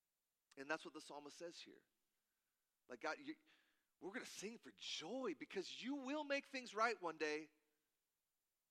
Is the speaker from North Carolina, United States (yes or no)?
no; Cedar Falls, Iowa, United States; moved away as an adult; now in Wisconsin, United States; I play a jazz gig every other month in my hometown of Cedar Falls, Iowa